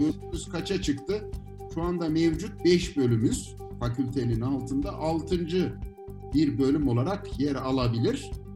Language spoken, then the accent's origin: Turkish; Ankara, Turkey; Ankaralıyız. Dolayısıyla her yere yakınız.